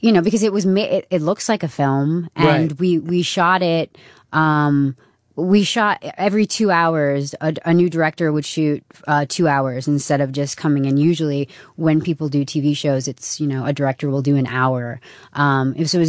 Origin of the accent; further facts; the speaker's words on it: Bedford, New York, United States; I grew up in Bedford, New York